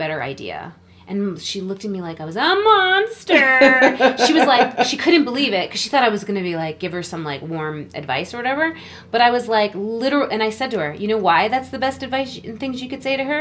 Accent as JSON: {"language": "English", "country": "Canada", "said": "my home country."}